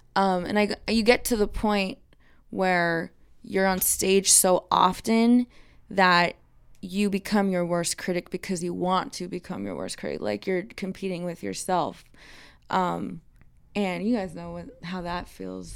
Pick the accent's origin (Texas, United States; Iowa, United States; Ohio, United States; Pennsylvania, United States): Texas, United States; the national anthem girl growing up in Texas